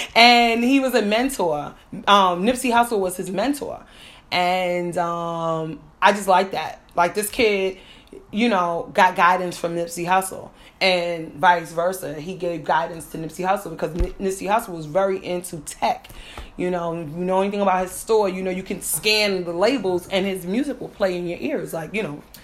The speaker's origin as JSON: {"language": "English", "region": "New York", "country": "United States", "said": "I'm from I'm from New York, so we call them Spanish"}